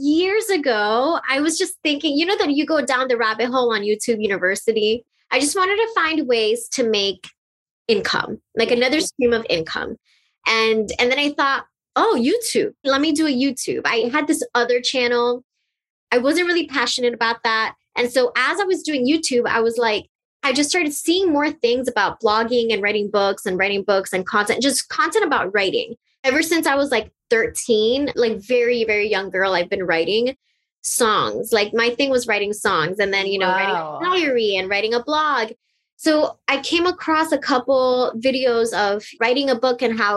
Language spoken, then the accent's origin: English; Miami, Florida, United States; I was born and raised in Miami, Florida, and my parents are from Colombia.